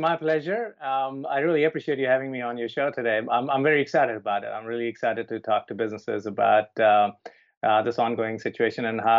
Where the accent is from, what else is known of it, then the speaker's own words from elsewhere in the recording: India; also born or lived in New Zealand / Toronto; now in Vancouver, Canada; I'm originally from India, grew up there, and then I'm lived in New Zealand for many years. And then I've lived in Toronto, and I'm in Vancouver now.